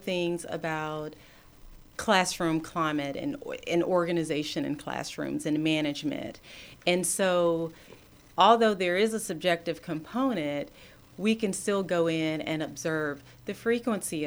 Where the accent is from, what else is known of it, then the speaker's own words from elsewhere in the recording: Athens, Georgia, United States; School was such a great place for me growing up in Clark County, growing up in Athens